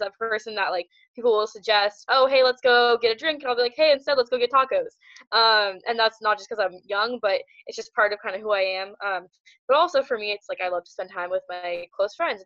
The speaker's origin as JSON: {"language": "English", "town": "Seattle", "region": "Washington", "country": "United States", "moved": "yes", "said": "I was originally from Seattle, started off shooting there"}